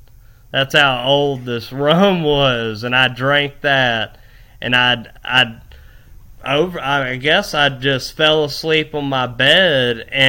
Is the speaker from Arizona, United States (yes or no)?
no; Fort Walton Beach, Florida, United States; I was from Fort Walton Beach. I was from Fort Walton Beach, Destin area, partying all the time.